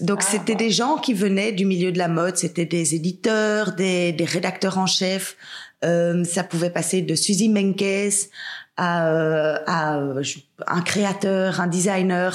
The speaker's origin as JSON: {"language": "French", "country": "Belgium", "also_born_or_lived": "England", "said": "je suis belge"}